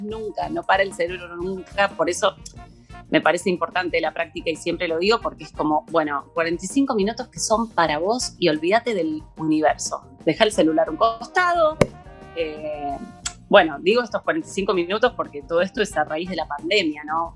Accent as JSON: {"language": "Spanish", "town": "La Plata", "region": "Buenos Aires Province", "country": "Argentina", "moved": "as an adult", "lives_now": "Buenos Aires, Argentina", "said": "yo soy de La Plata, vine a vivir a Buenos Aires"}